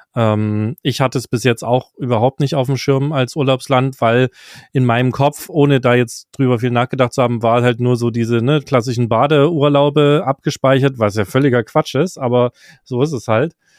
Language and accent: German; Germany; als Deutscher